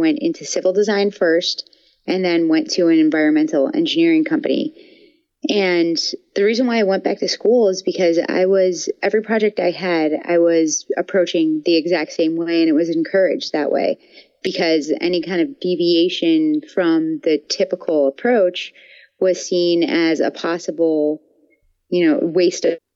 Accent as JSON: {"language": "English", "town": "Buffalo", "region": "New York", "country": "United States", "also_born_or_lived": "Gainesville, Florida", "moved": "as an adult", "said": "I'm from Buffalo, New York, and I moved to Gainesville, Florida when I transferred schools"}